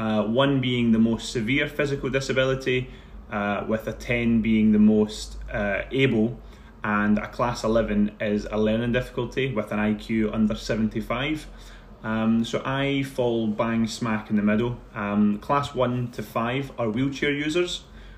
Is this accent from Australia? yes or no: no; Paisley, Scotland, United Kingdom; On one side of it, it's great, but the reality of that is it can be tough in Paisley. You know, the people can be incredibly nice, but also, like anywhere in the world, it can be a tough place to live. But I found that sort of area that I grew up